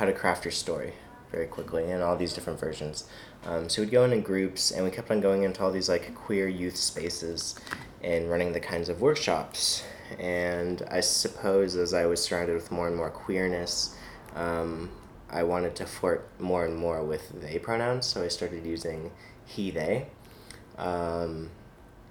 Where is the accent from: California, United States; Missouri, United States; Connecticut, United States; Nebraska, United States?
California, United States; Los Angeles; moved away as an adult; also born or lived in Grinnell, Iowa / New York City; I'm from Los Angeles, California.